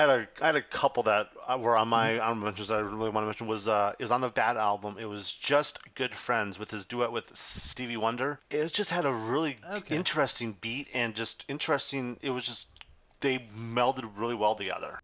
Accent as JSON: {"language": "English", "town": "Chicago", "region": "Illinois", "country": "United States", "said": "I'm from Chicago"}